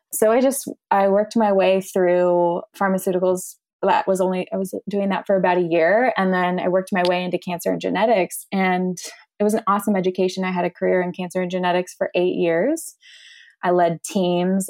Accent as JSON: {"language": "English", "area": "Orange County", "region": "California", "country": "United States", "tie": "born or raised there", "said": "I grew up in Orange County, California"}